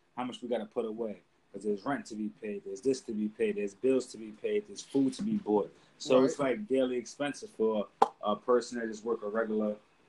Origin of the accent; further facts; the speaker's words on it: New York City, New York, United States; I'm from the Bronx, nigga. You already know. Uptown vibes. Baychester.